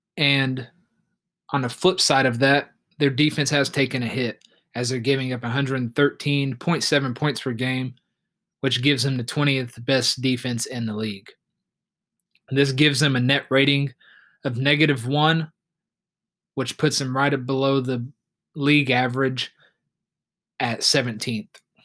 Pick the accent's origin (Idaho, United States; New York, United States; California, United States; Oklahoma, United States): Oklahoma, United States; Oklahoma City; we have my hometown team, the Oklahoma City Thunder